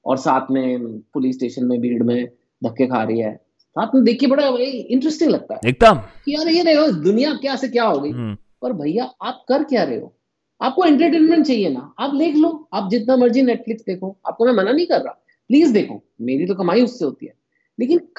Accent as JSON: {"language": "Hindi", "region": "Punjab", "country": "India", "said": "you know जो बंगाली है वो मुझसे अलग है मैं पंजाबी हूँ लेकिन हम इंडियन भी हैं"}